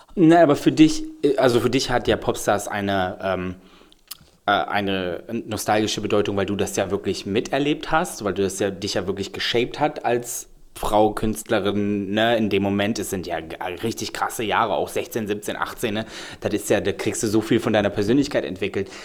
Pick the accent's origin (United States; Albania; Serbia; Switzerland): Serbia; Belgrade; now in Germany; ich komme ja wirklich aus Belgrad